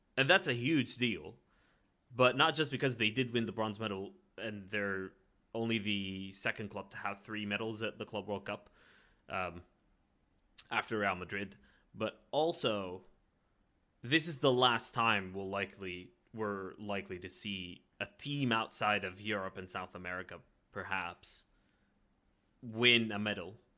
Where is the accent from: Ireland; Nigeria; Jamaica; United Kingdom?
Ireland; being Irish